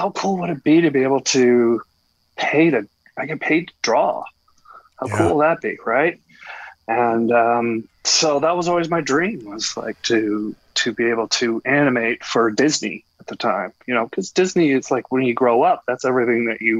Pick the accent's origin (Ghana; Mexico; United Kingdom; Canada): Canada; Hamilton, Ontario; moved away as an adult; now in California, United States; I am from Hamilton, born and raised